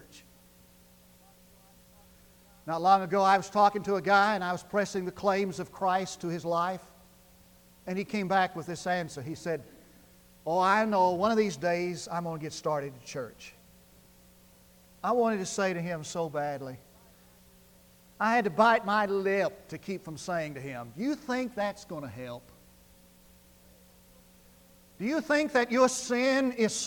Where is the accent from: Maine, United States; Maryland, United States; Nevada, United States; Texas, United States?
Texas, United States; Munday; I grew up in West Texas, 8 miles from town, the big city of Mundy.